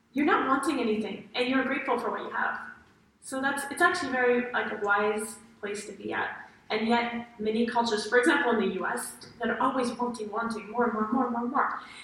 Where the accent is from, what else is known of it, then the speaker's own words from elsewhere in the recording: Paris, Île-de-France, France; moved away as an adult; also born or lived in United States / China; I grew up in Paris, France